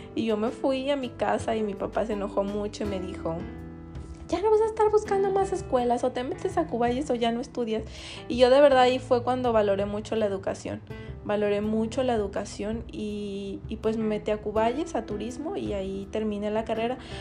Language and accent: Spanish; Buenavista de Cañedo, Jalisco, Mexico; somos de Buenavista de Cañedo, es un pueblo muy chiquito